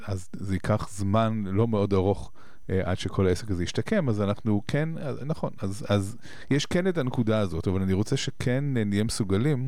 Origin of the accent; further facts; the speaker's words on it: Israel; אנחנו כישראלים